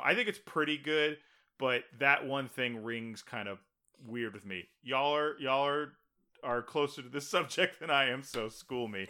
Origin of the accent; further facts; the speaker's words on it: Texas, United States; I grew up in Texas.